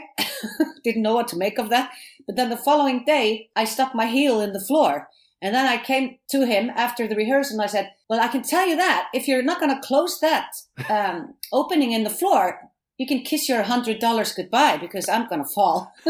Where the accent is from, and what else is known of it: Iceland